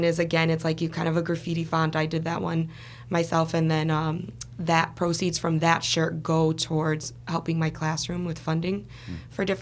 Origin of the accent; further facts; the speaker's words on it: Chicago, Illinois, United States; also born or lived in Los Angeles / Boston; I was born and raised in Chicago.